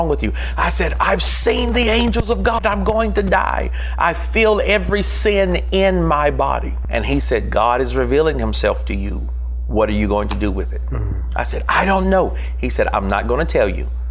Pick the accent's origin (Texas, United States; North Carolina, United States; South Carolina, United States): North Carolina, United States; born and raised in North Carolina. So come out of the South